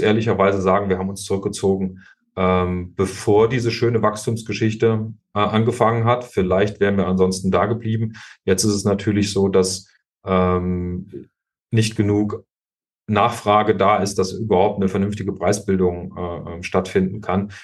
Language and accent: German; hometown in Kassel district, Hesse, Germany; moved away as an adult; war dann zehn Jahre Stadtverordneter meiner Heimatstadt und äh, auch Landratskandidat 2015 im Landkreis Kassel